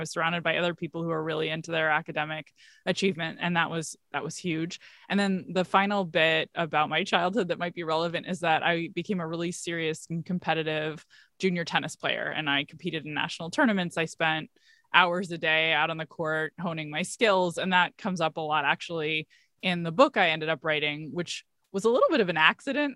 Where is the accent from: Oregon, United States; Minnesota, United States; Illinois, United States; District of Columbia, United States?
District of Columbia, United States; Washington, D.C. area; I am from the Washington, D C area, and I grew up in the suburbs.